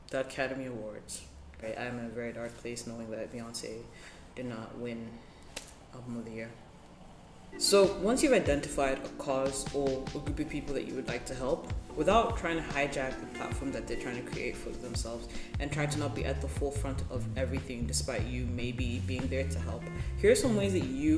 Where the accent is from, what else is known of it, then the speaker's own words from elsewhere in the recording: Ethiopia; also born or lived in Zambia; now in Malaysia; I grew up in Ethiopia, one of the countries that's been considered the hungriest